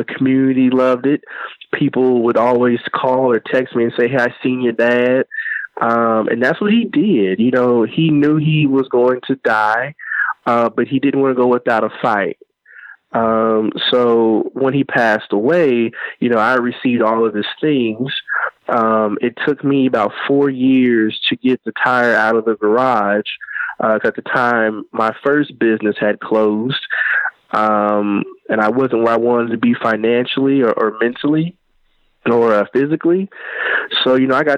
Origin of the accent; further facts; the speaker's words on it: Evansville, Indiana, United States; I'm from Evansville, Indiana.